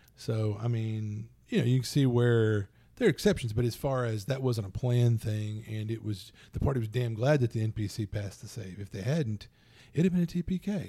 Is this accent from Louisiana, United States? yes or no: yes; Louisiana, United States; I'm from Louisiana